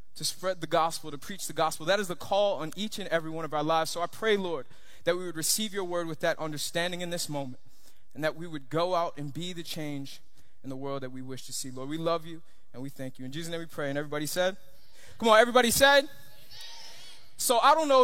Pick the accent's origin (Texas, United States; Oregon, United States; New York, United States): New York, United States; Long Island; moved away; also born or lived in Miami, Florida, United States; I grew up in New York, and at about 5 years old, my parents they made a decision to move out to Long Island